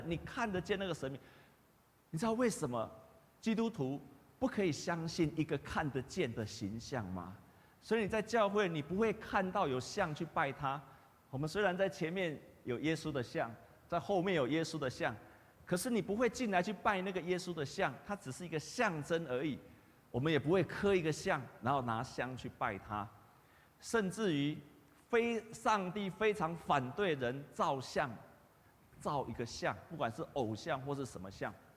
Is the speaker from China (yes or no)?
no; Taiwan; 我们台湾人都会比较虚假嘛